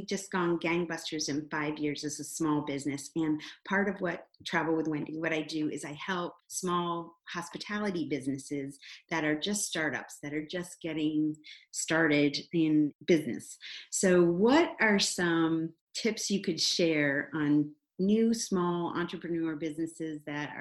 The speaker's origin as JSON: {"language": "English", "area": "the Adirondacks", "region": "New York", "country": "United States", "tie": "born or raised there", "said": "I grew up in the Adirondacks in New York"}